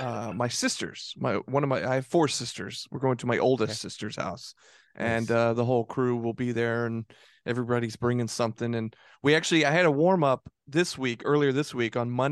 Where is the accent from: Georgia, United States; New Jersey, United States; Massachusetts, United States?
Georgia, United States; Tucker; So I grew up in Tucker, and anybody from around Georgia, around the Atlanta area, is probably familiar with where Tucker is. It's like Atlanta, and then Decatur, and then Tucker. a little more east.